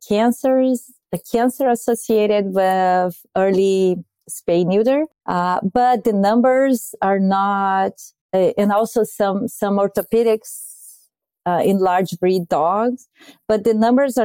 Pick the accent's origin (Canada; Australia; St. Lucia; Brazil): Brazil; moved away as an adult; now in United States; I'm from Brazil